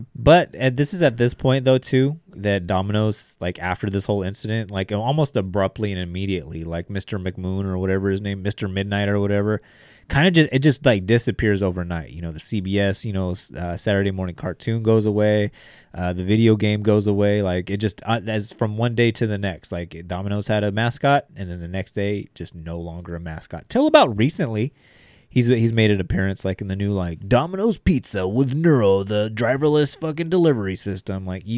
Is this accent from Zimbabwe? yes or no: yes; Zimbabwe; I think he was African. I am from Zimbabwe.